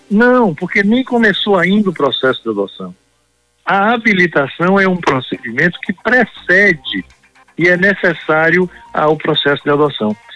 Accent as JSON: {"language": "Portuguese", "town": "Conceição do Coité", "region": "Bahia", "country": "Brazil", "tie": "born there", "said": "um pedaço do céu que caiu na terra chamada Conceição do Coité, foi lá onde eu nasci."}